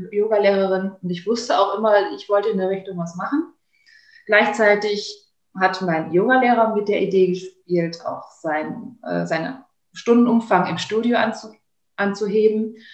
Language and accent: German; Kleve, North Rhine-Westphalia, Germany; Ich bin dann wieder in meine Heimatstadt Kleve wieder reingezogen